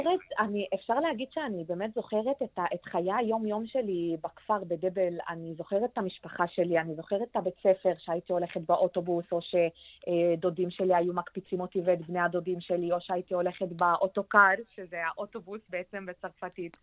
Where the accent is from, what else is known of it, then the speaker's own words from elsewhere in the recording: Lebanon; Hebrew is a second language; now in Israel; לבנון, המדינה שלנו